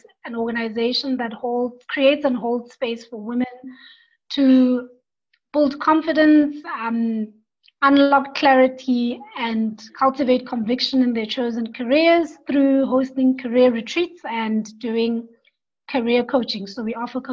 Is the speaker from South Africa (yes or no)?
yes; South Africa; as a South African